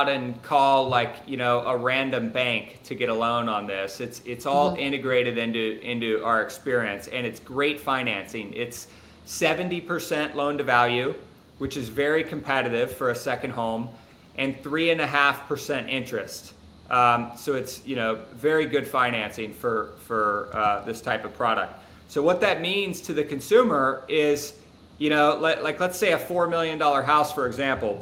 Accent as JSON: {"language": "English", "town": "Cincinnati", "region": "Ohio", "country": "United States", "said": "I'm from Cincinnati, Ohio"}